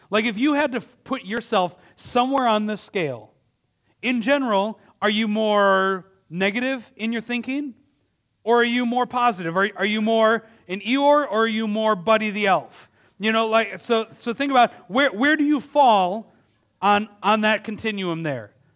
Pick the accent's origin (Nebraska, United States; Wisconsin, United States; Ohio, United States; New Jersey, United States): Wisconsin, United States; Milwaukee; my hometown of Milwaukee